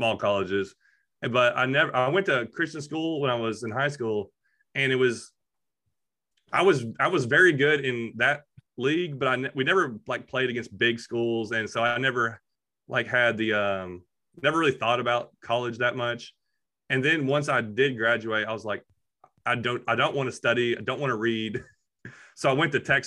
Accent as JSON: {"language": "English", "region": "Kentucky", "country": "United States", "also_born_or_lived": "Clarksville, Tennessee", "moved": "yes", "lives_now": "Tennessee, United States", "said": "We're all from Kentucky"}